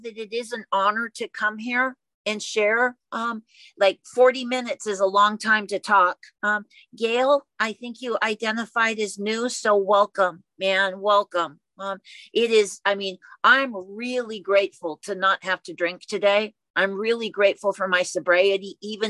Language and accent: English; Oakland, California, United States; I was born and raised in Oakland